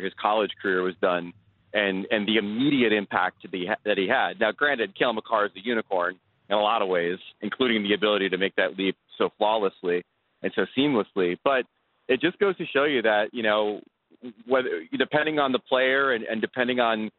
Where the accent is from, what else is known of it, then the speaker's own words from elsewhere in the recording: New York City, New York, United States; As a New Yorker